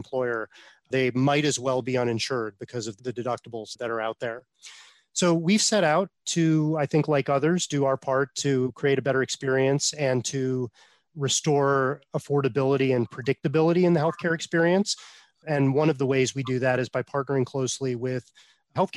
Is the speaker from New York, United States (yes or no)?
yes; Buffalo, New York, United States; I'm from Buffalo